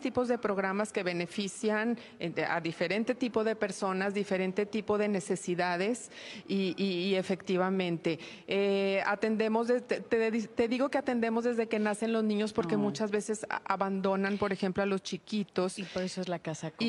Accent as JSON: {"language": "Spanish", "town": "Torreón", "region": "Coahuila", "country": "Mexico", "tie": "born or raised there", "said": "soy originaria de Torreón"}